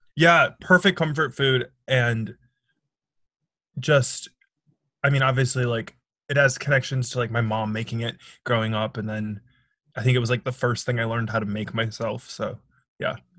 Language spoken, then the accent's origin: English; Milwaukee, Wisconsin, United States; moved away as an adult; now in New York City, United States; I'm originally from Milwaukee, Wisconsin